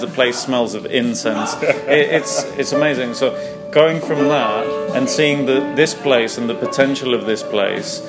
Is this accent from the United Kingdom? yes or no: yes; London, United Kingdom; I was born and raised in London, North London boy